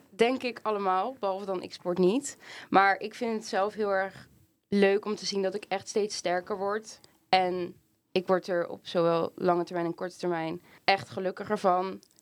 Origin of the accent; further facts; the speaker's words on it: Pijnacker, South Holland, Netherlands; moved away as an adult; now in Rotterdam, Netherlands; Ik ben 19 jaar. Ik kom uit Pijnakker en woon in Rotterdam.